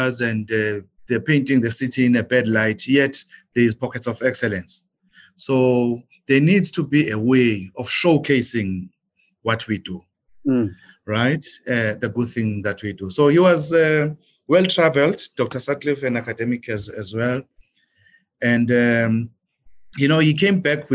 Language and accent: English; Umzimkhulu, KwaZulu-Natal, South Africa; I went to a local municipality back in my hometown, Umuzwabantu Municipality